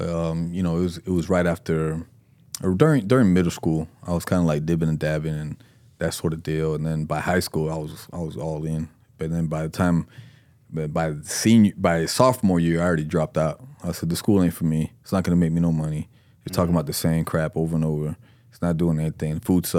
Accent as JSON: {"language": "English", "town": "East Fort Myers", "region": "Florida", "country": "United States", "tie": "born or raised there", "also_born_or_lived": "Puerto Rico", "said": "East Fort Myers was the first place that we came to from Puerto Rico. So if I always refer to that and say, just a young Puerto Rican kid from East Fort Myers, because that was our stomping ground"}